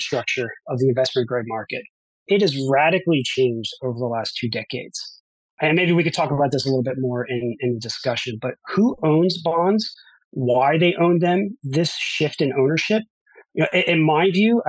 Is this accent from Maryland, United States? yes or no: yes; Baltimore, Maryland, United States; also born or lived in New York; I grew up in Baltimore, Maryland